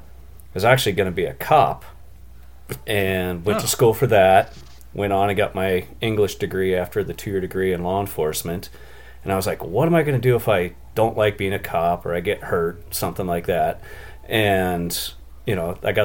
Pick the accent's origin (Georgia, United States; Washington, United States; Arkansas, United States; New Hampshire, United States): Washington, United States; Columbia Basin; I grew up in Washington State in the Columbia Basin, right in the middle of the state